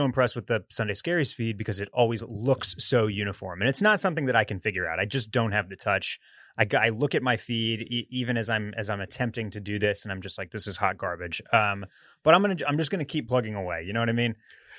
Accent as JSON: {"language": "English", "region": "Texas", "country": "United States", "tie": "born or raised there", "said": "as a born and raised Texas boy"}